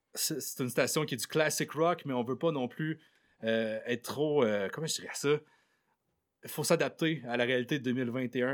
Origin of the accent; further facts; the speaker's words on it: Côte-Nord, Quebec, Canada; je viens de la Côte-Nord